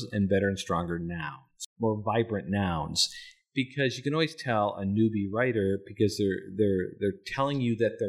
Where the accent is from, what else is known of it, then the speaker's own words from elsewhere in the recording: North Dakota, United States; I grew up in North Dakota, and so I grew up in the salt and the snow.